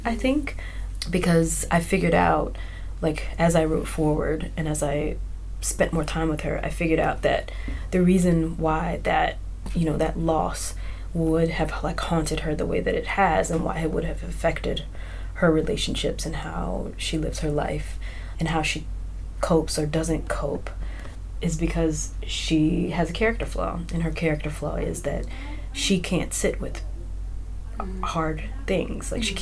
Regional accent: Mississippi, United States; I grew up in Mississippi

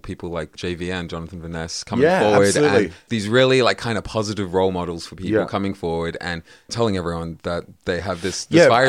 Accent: South Africa; moved away; I grew up in South Africa

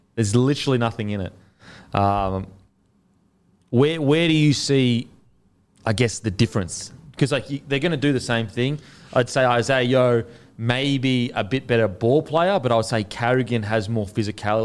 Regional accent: Queensland, Australia; as a Queenslander

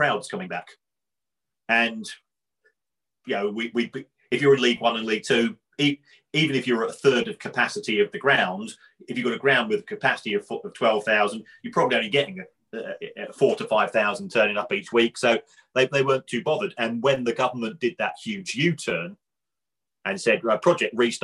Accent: London, United Kingdom; I'm from the Elephant myself

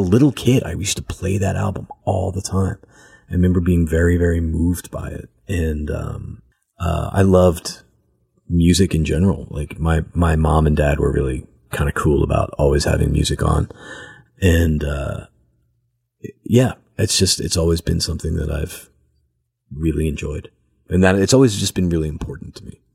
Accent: outside Philadelphia, Pennsylvania, United States; I'm from, like, right outside of Philadelphia.

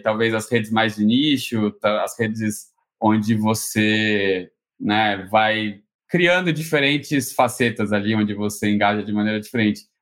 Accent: São Paulo, Brazil; also born or lived in Rio de Janeiro; Eu sou, né, carioca, apesar de não, não parecer. Sou criado aqui no, em São Paulo

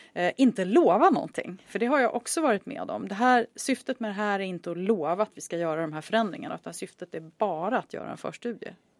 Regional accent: Sweden; moved away as an adult; also born or lived in Chicago; jag var svensk

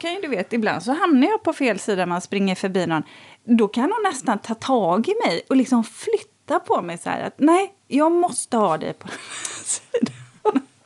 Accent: Borås, Västra Götaland, Sweden; där jag växte upp i Borås

